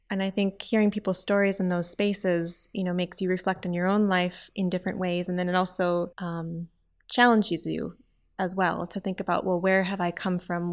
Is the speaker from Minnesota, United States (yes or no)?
yes; Saint Paul, Minnesota, United States; I was born in Saint Paul, Minnesota, which is in the middle of the United States, right next to the Canadian border